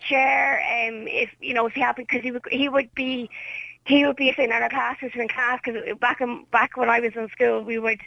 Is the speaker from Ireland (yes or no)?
yes; Ireland; also born or lived in Drumna; I was living in Tala at the time. So our whole family moved house